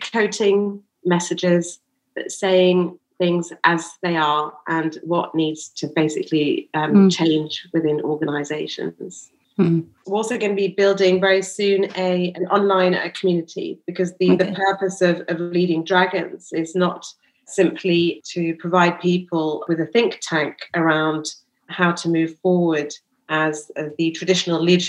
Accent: London, United Kingdom; We were born and bred in London

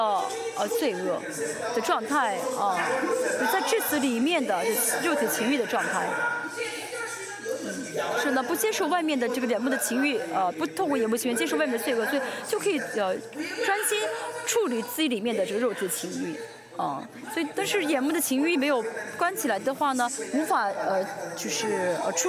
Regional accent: South Korea; Chinese is a second language; 哎，我是适合海外的一个使徒啊。我们继续。没办法，我是韩国人，还是要服侍你们。

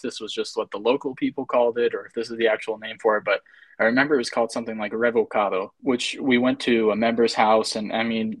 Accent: St. George, Utah, United States; I am from St. George, Utah, just the bottom corner of Utah, basically. Just a little desert town.

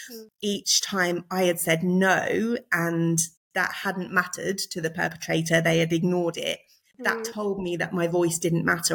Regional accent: Surrey, South East England, United Kingdom; moved away as an adult; now in Liverpool, United Kingdom; I'm not a Scouser, in case you can't tell from my accent. Um, I was born in Surrey

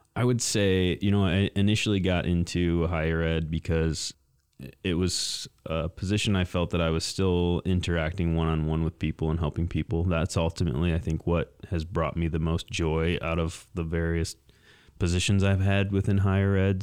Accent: Mason, Michigan, United States; also born or lived in East Lansing; I grew up in Mason, um, just about twenty miles south of here

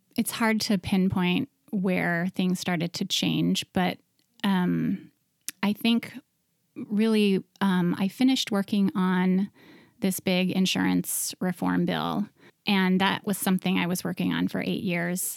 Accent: Montana, United States; moved away as an adult; also born or lived in New York City; I grew up in Montana

